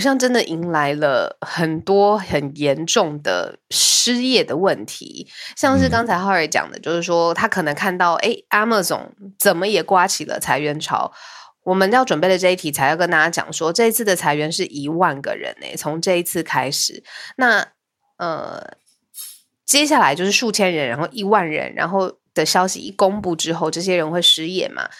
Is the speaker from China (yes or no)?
no; Taiwan; 我身为一个台湾人